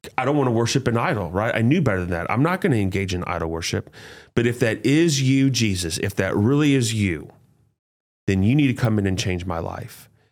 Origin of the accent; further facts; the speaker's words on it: St. Louis, Missouri, United States; I grew up here in Saint Louis, Hazelwood Central High School